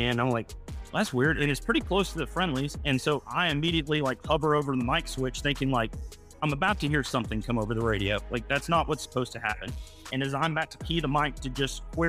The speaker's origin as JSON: {"language": "English", "area": "outside Chattanooga, Tennessee", "region": "North Georgia", "country": "United States", "tie": "born or raised there", "also_born_or_lived": "Knoxville, Tennessee", "moved": "as an adult", "lives_now": "Tucson, United States", "said": "I grew up in North Georgia, just right outside of Chattanooga, Tennessee."}